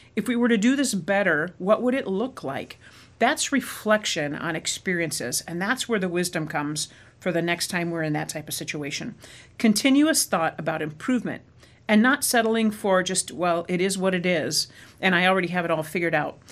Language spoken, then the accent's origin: English; Arizona, United States; moved away as an adult; also born or lived in Midwest; growing up in Arizona